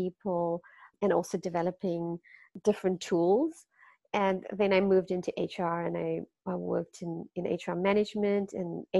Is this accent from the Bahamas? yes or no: no; Durban, KwaZulu-Natal, South Africa; moved away as an adult; also born or lived in Cape Town, South Africa; now in Netherlands; I'm from South Africa, like I said. I grew up also in a very close-knit community in Durban